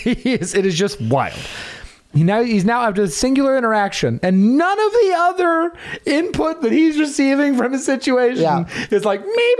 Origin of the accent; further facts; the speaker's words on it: the South, United States; growing up in the South